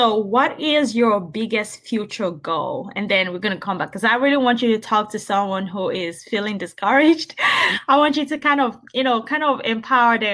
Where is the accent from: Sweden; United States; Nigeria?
Nigeria; moved away; I'm Nigerian originally